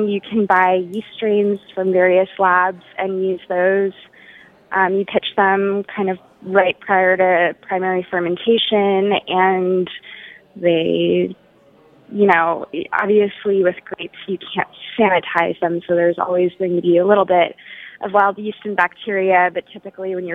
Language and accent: English; Austin, Texas, United States; moved away; I'm from Austin